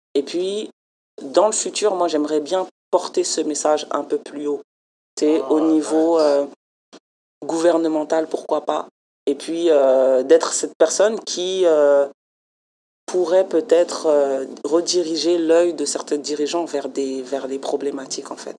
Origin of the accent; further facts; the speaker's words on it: France; now in Montreal, Canada; en tant que Française